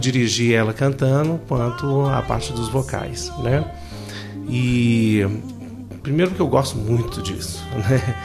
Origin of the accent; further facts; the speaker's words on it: Brasília, Federal District, Brazil; moved away; also born or lived in Goiânia; eu sou daqui, né? Sou de Brasília